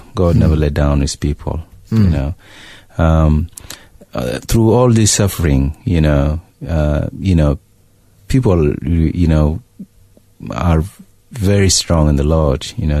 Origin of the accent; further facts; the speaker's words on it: Sudan; you know, it's something that when I was away from Sudan, I didn't know it was happening until I went back and see it.